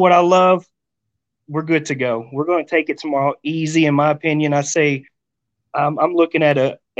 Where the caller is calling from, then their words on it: Rawls, Texas, United States; I'm in Rawls, Texas, my friend.